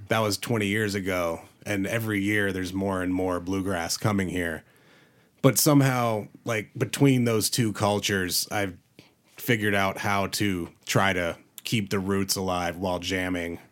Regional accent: North Carolina, United States; now in Colorado, United States; I grew up in, out in North Carolina.

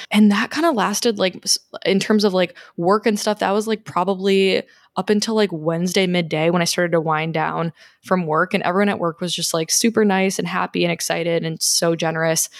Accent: Chicago, Illinois, United States; moved away; also born or lived in Scottsdale; I'm originally from Chicago.

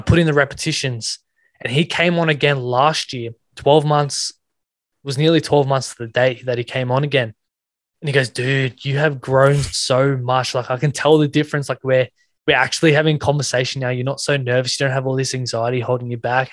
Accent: Sydney, New South Wales, Australia; I grew up in Western Sydney, um, New South Wales

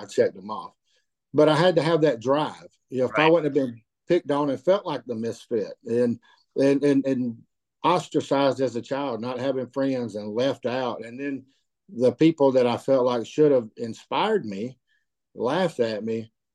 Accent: Cedartown, Georgia, United States; also born or lived in North Carolina; I'm born and raised in Georgia. I, I would view myself just as, as, a country boy. Since Cedartown's been home for me

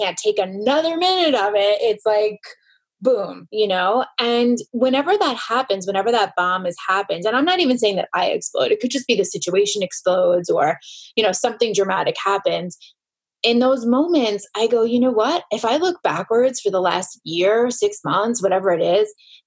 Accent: New York, United States; I'm a New Yorker

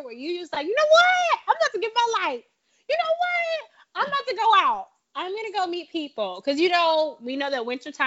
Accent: Midwest, United States; also born or lived in Chicago; I'm from the Midwest.

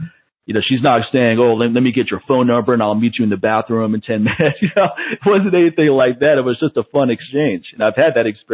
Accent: East Coast, United States; I'm from the East Coast

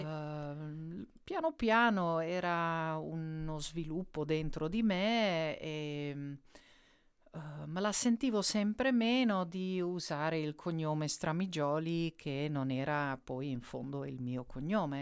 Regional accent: Netherlands; Italian is a second language; io sono olandese

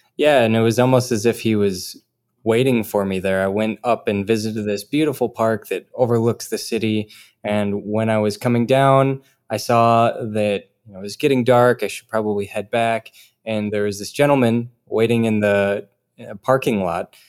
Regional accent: Rochester, Minnesota, United States; moved away; I'm from Rochester, Minnesota, home of the Mayo Clinic

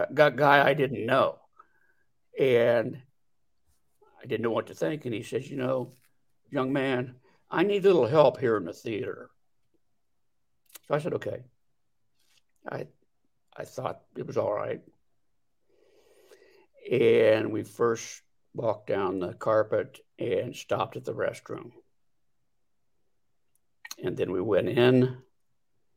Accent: Delaware, Ohio, United States; I come from Delaware, Ohio, where I was for all my working life was in the custom clothing business

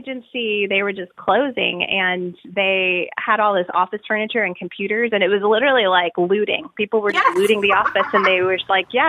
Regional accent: Southwest, United States; Yeah, I grew up in the Southwest, and there's so much great influence of, you know, Native American jewelry.

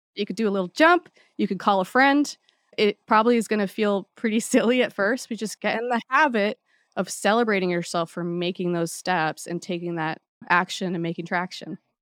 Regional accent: Hawaii, United States; I grew up in Hawaii

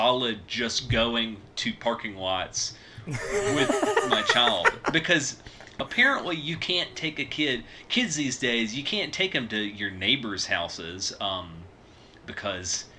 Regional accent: the South, United States; Growing up in the Christian South

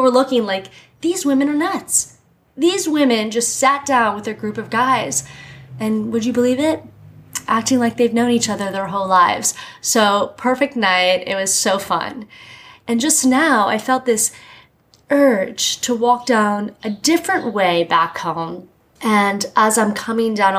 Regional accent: Miami, Florida, United States; now in New York, United States; I grew up in Miami, so it was just hot all the time. And then I moved to New York

